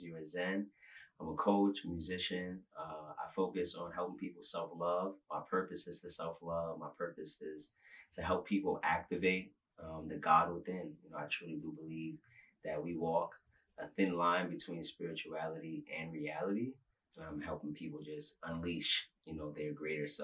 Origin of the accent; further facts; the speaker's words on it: New York City, New York, United States; I'm from Brooklyn, New York, born and raised on the playground where I spent most of my days.